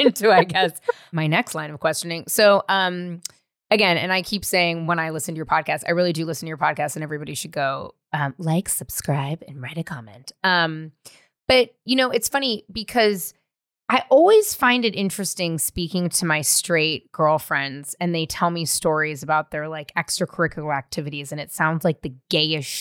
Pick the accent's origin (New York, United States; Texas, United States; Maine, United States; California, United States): California, United States; San Francisco; also born or lived in Marin; I'm from San Francisco